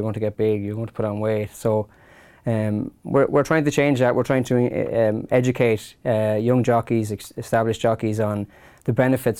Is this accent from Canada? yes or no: no; the Curragh, County Kildare, Ireland; I grew up in the Curragh, and like you'd be going to primary schools and you'd see the string of horses